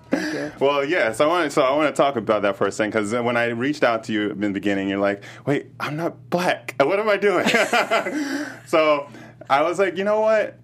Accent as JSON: {"language": "English", "town": "Chicago", "region": "Illinois", "country": "United States", "said": "I'm from Chicago"}